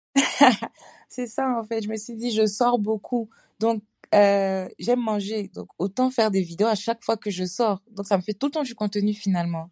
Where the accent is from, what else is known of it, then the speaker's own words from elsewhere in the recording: Côte d’Ivoire; also born or lived in Senegal (ancestry); now in Strasbourg, France; je suis ivoirienne, d'origine sénégalaise aussi. Et euh, je vis à Strasbourg en France